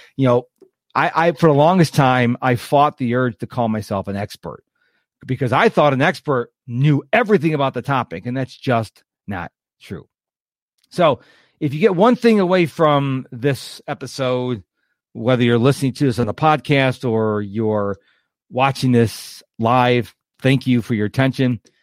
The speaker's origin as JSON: {"language": "English", "town": "Rochester", "region": "New York", "country": "United States", "tie": "born or raised there", "also_born_or_lived": "Houston, Texas", "moved": "yes", "said": "I was born and raised in Rochester, New York, moved to Houston in nineteen ninety-seven"}